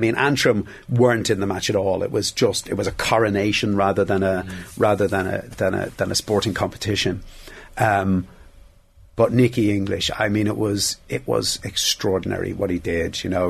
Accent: Dublin, Leinster, Ireland; I was from Dublin. I had no interest in hurling

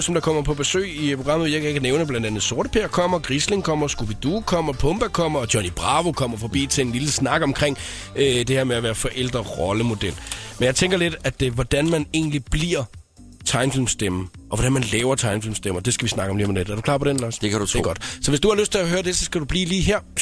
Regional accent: Southern Jutland, Southern Denmark, Denmark; jeg er jo indfødt sønderjyde

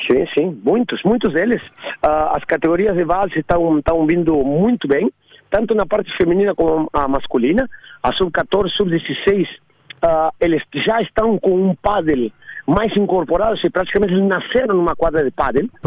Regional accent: Argentina; eu nasci na Argentina, com, com joguei ténis na Argentina até meus 16 anos

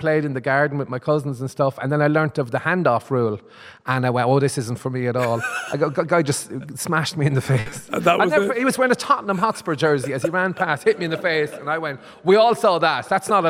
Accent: Limerick, Munster, Ireland; I'm from Limerick, you know, like Terry Wogan.

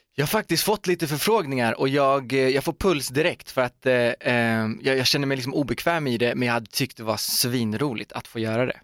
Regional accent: Uddevalla, Västra Götaland, Sweden; Torp är ju då det här liksom fantastiska stora köpcentrumet i min hemstad Uddevalla

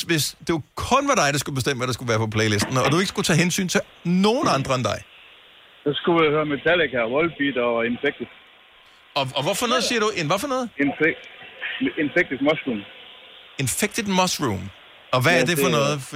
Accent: Southern Denmark, Denmark; Selv som Fynbo

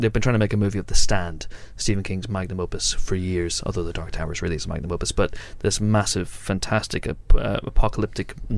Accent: Ireland; three Irish

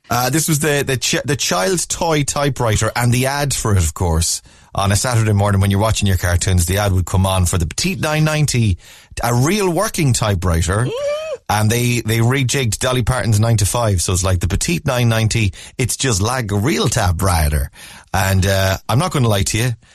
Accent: Mayo, Connacht, Ireland; moved away as an adult; also born or lived in Dublin; now in Cork, Ireland; I'm from Mayo. Uh, a house in Dublin, lived in Dublin for years, Working in Cork

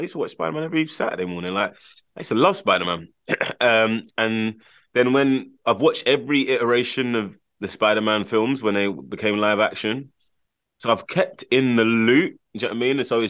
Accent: London, United Kingdom; I'm from Camden

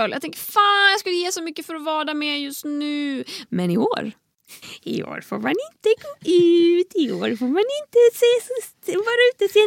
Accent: Tahult, Västra Götaland, Sweden; now in Stockholm, Sweden; på juldagen då har jag oftast varit hemma i Tahult en vecka ungefär. Det är en vecka av att vara ute i skogen där det inte händer så värst mycket.

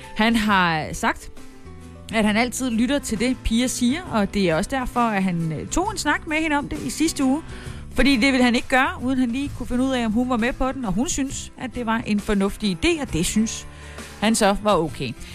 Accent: Haderslev, Southern Denmark, Denmark; moved away; Haderslev, min gamle hjemby

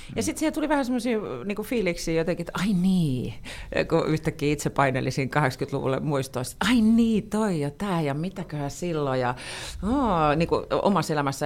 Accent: Pori, Satakunta, Finland; mä oon Porista

